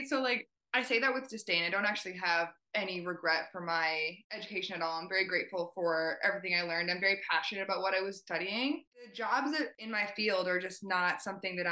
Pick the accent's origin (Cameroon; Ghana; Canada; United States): Canada; Ontario; also born or lived in Italy; So I actually grew up in Ontario. I was born and raised in Canada.